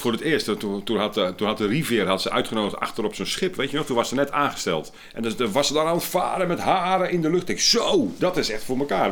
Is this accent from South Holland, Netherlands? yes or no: yes; Sliedrecht, South Holland, Netherlands; moved away; also born or lived in Willemstad / Hoorn; ik kom uit Sliedrecht van origine.